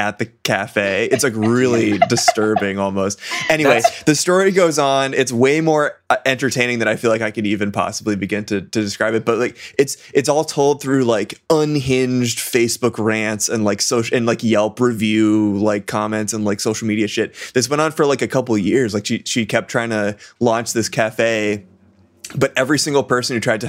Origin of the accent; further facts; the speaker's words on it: Massachusetts, United States; I'm from Massachusetts